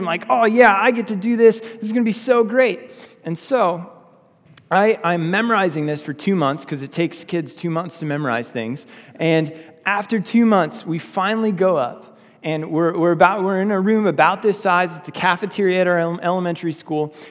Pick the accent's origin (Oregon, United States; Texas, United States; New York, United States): Oregon, United States; I grew up in Oregon, which is like an unchurched state